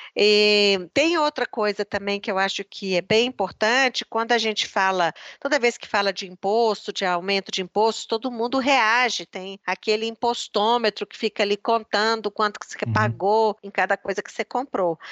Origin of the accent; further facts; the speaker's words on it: Belo Horizonte, Minas Gerais, Brazil; moved away as an adult; also born or lived in Brasília / Geneva / Oxford / Recife; eu sou de Minas, de Belo Horizonte